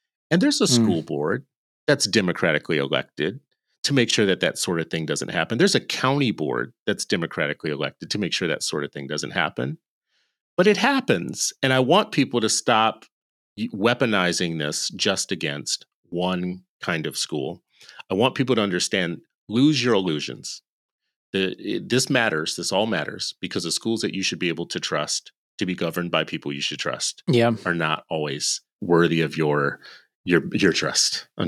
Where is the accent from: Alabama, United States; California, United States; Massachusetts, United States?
California, United States; born there; It's my birthplace. It's like where I was born. There. Yeah. It's move like where I was born. Like I am from the People's Republic of California.